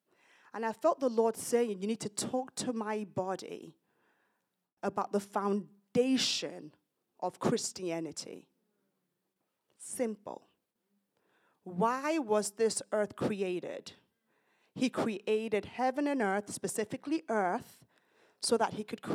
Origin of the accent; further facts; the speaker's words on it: United Kingdom; also born or lived in Nigeria; now in United States; I'm British, Nigerian origin, but I'm British